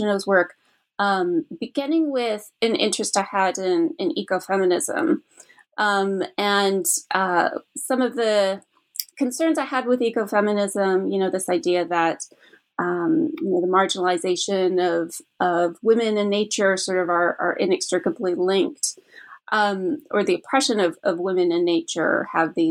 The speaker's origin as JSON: {"language": "English", "country": "Canada", "moved": "yes", "said": "I'm originally from Canada"}